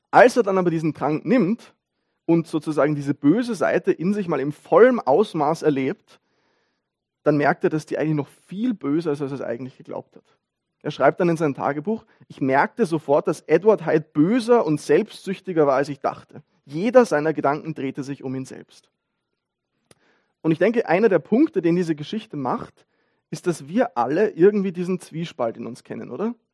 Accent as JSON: {"language": "German", "region": "Vienna", "country": "Austria", "said": "Wie gesagt, ich bin Wiener, wir sind, wir sind alle Bürger von irgendwo"}